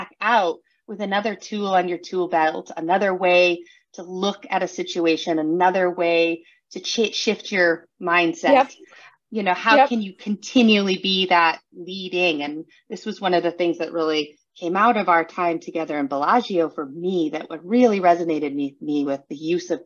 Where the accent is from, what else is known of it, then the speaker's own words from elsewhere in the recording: San Juan Islands, Washington, United States; I grew up in the San Juan Islands up in Washington State in the U.S.